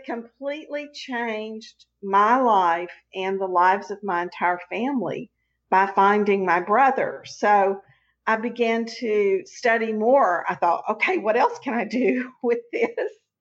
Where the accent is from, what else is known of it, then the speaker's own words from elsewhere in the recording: Texas, United States; also born or lived in Houston; I'm a Texan. I've never lived anywhere but Texas.